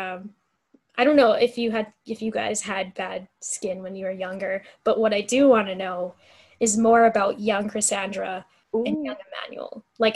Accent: Calgary, Alberta, Canada; born or raised there

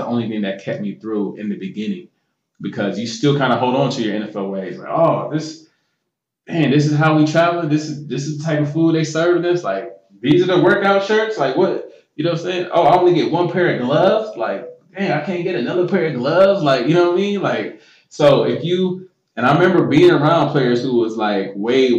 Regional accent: United States

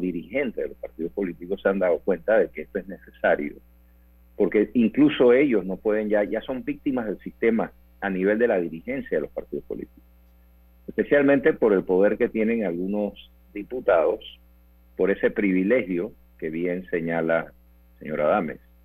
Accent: Panama; Somos los panameños

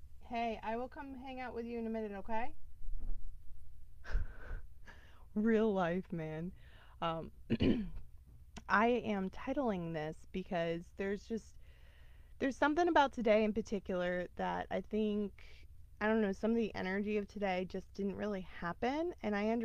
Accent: United States; as a American living in America

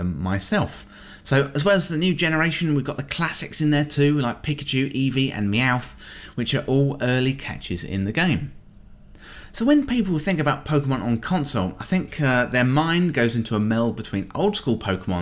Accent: England, United Kingdom; being English

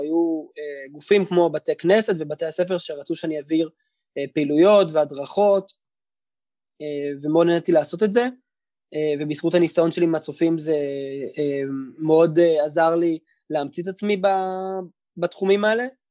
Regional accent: Tel Aviv, Tel Aviv District, Israel; also born or lived in Howard County, Maryland, United States; גדלתי בשדרות חן בתל אביב, על כיכר רבין

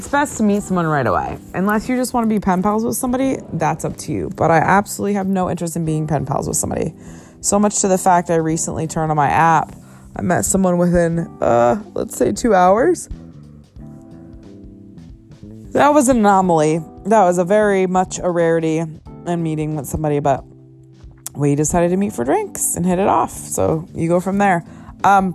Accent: New England, United States; now in Los Angeles, United States; I'm from New England

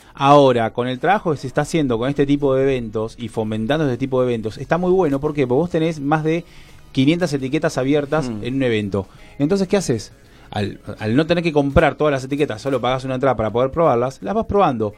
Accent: Mar del Plata, Buenos Aires Province, Argentina; moved away as an adult; now in Tigre, Argentina; Yo vengo de Mar del Plata. Hace nueve años que vivo en Buenos Aires y hace más de siete que vivo en Tigre

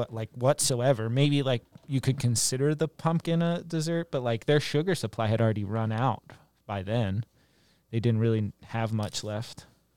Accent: Maryland, United States; moved away; But I am from Maryland originally

